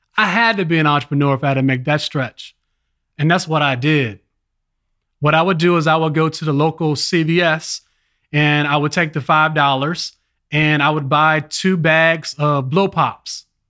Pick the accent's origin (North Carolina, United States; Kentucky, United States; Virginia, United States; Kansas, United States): Virginia, United States; Richmond; also born or lived in Los Angeles, California; I was born in Los Angeles, California. Then my family migrated to Richmond, Virginia